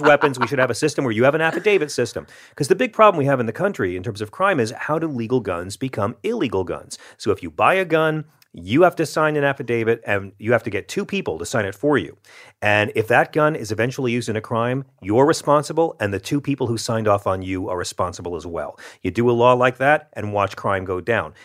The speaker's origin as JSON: {"language": "English", "region": "the South", "country": "United States", "tie": "born or raised there", "said": "I grew up with my grandma having a shotgun in the corner down south"}